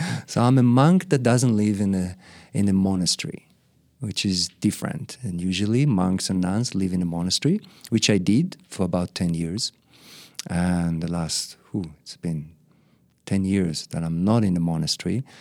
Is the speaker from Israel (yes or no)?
yes; Israel; moved away as an adult; also born or lived in Australia; My parents brought me back to Israel, so I was raised in Israel most of my life